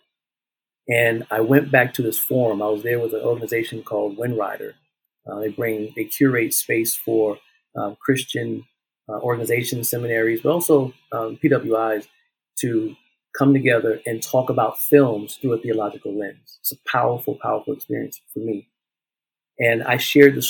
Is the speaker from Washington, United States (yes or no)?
no; South Carolina, United States; moved away; when we went back home to South Carolina, being in the spaces and now seeing my hometown in a different light